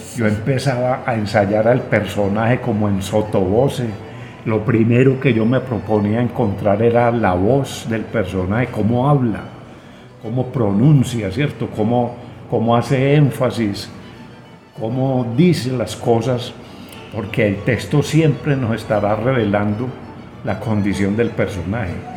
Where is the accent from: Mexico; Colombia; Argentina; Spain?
Colombia; como colombianos